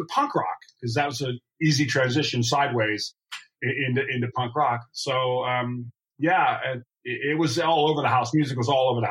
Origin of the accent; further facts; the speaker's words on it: Buffalo, New York, United States; I was born in Buffalo, New York